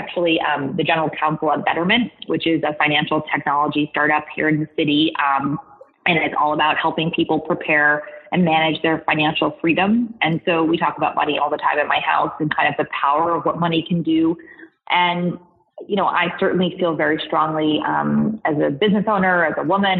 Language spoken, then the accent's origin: English; a town outside of Boston, Massachusetts, United States; I grew up in a town outside of Boston.